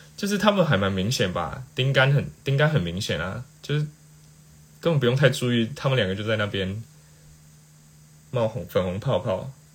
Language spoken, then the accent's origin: Chinese; Taiwan; 我是台湾人，但就是有学过泰文这样